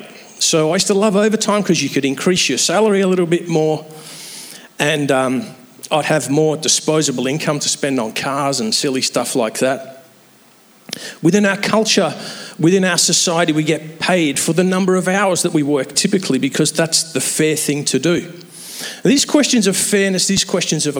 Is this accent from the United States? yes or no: no; England, United Kingdom; moved away; I'm an Englishman